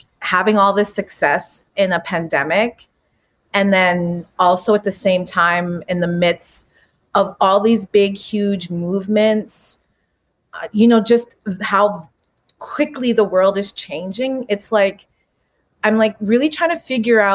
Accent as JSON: {"language": "English", "town": "Winnipeg", "region": "Manitoba", "country": "Canada", "tie": "born or raised there", "moved": "yes", "lives_now": "Toronto, Canada", "said": "I am Afro-Anishinaabe from Winnipeg, Manitoba, as I always say, the biggest urban reserve. I am a proud member of Rolling River First Nations. And yeah, I grew up in Winnipeg, in the West End"}